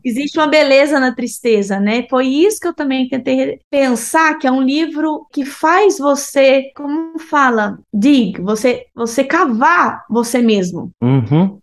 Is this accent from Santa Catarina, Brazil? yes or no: no; Brasília, Federal District, Brazil; moved away; also born or lived in Uberlândia, Brazil / Denmark / United States; Sou de Brasília, Uberlândia também, que é uma cidade que eu vivi durante muitos anos.